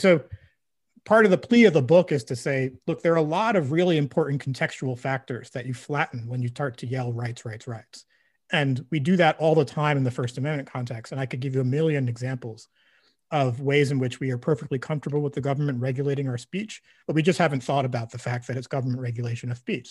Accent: Brooklyn, New York, United States; growing up in Brooklyn

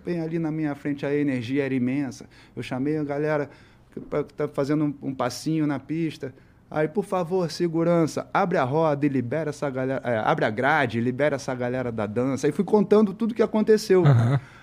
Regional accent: Brazil; eu sou do Brasil, pô, eu faço letra, moleque, 17 anos, 16 anos

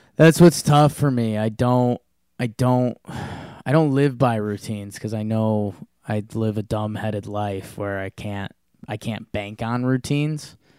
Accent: Connecticut, United States; I grew up in Connecticut

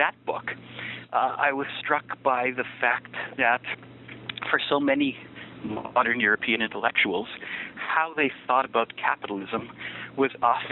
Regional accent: Niagara Falls, Ontario, Canada; moved away as an adult; also born or lived in Jerusalem, Israel / New York, United States; now in Washington, D.C., United States; I was born in Niagara Falls, Ontario, and that's where I grew up for the first 18 years of my life

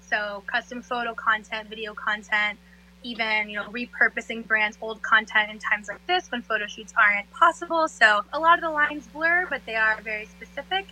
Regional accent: Florida, United States; moved away as an adult; also born or lived in Jacksonville, Florida; now in New York, United States; I was born and raised in South Florida, and um, I guess half raised there. And then when I was about ten, I moved to Jacksonville, which is Northeast Florida

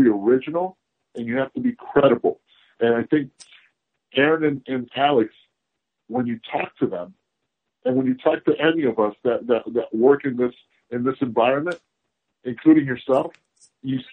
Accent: Puerto Rico; also born or lived in Cincinnati, Ohio, United States; I was raised in Puerto Rico. I would have been born there, but I was an in-season child, and so was my brother. So during the season, we were in Cincinnati. I was born in Cincinnati and proud of it. But I consider myself a Puerto Rican.

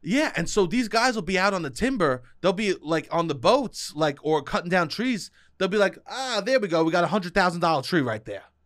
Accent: New York, United States; Me as a city boy, I like to co-, like, my, because I'm from New York

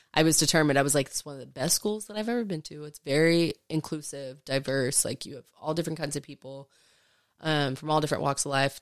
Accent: Arlington, Texas, United States; also born or lived in Fort Worth, Texas; I grew up in Arlington

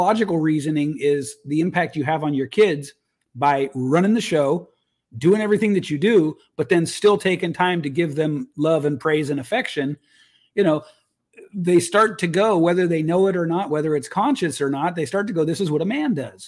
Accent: United States; as a man growing up in the United States

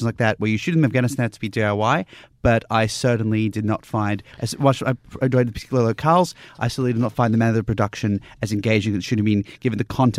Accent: Newcastle, New South Wales, Australia; my hometown

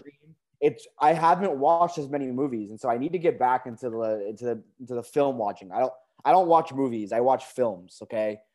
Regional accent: United States; you and I are just so used to being in the United States. We're born and raised here. We're American

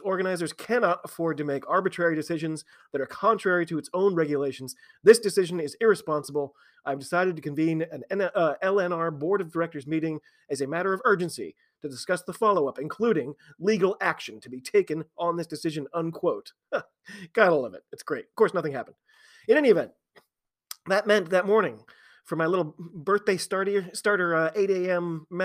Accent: United States

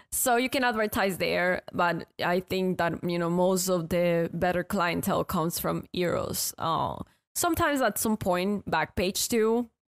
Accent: Ecuador; moved away as an adult; now in United States; I'm from Ecuador

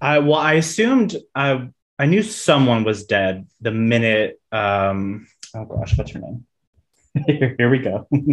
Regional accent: South Florida, United States; I grew up in South Florida

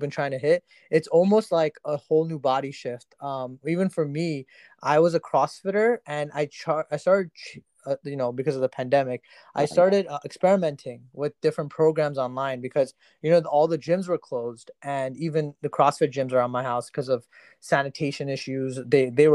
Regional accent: New Jersey, United States; I'm actually from Jersey, so you know, DC is like a few hours from me.

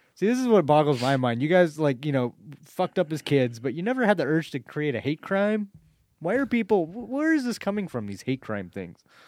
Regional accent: United States; it was in Malala, my hometown.

